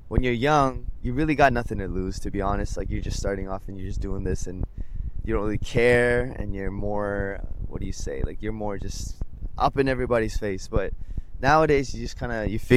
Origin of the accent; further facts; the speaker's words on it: Vancouver, British Columbia, Canada; moved away as an adult; now in South Korea; I'm in Korea now. I am from Vancouver, Canada.